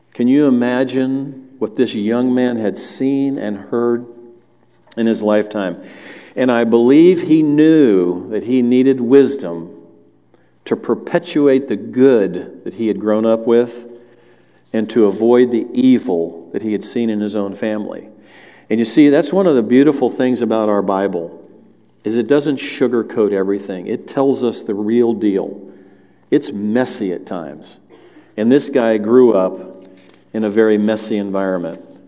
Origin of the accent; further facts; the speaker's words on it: the South, United States; I grew up in the South.